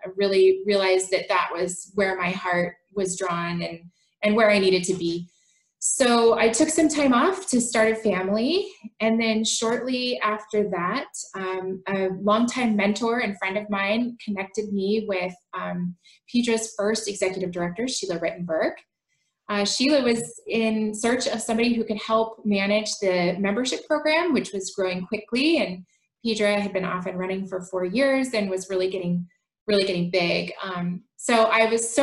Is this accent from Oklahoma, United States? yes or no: no; Portland, Oregon, United States; I was born and raised in Portland, Oregon. I still live here.